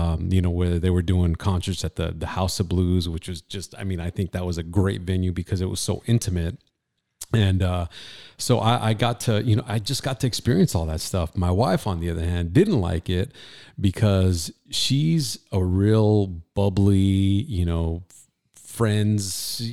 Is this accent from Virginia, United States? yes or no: no; Fillmore, California, United States; now in Camarillo, United States; Yeah, I grew up in Fillmore and let me see, moved to Oxnard for a while once I met up with my wife.